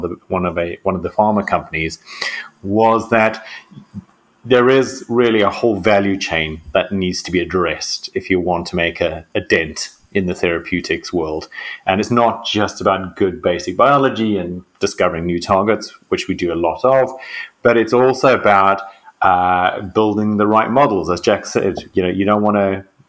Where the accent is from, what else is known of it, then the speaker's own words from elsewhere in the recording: South Africa; moved away as an adult; now in Oxford, United Kingdom; I'm a South African medical doctor and geneticist.